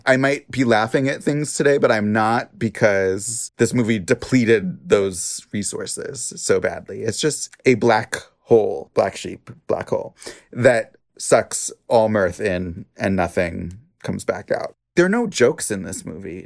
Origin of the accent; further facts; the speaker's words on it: Washington, United States; I'm from Washington State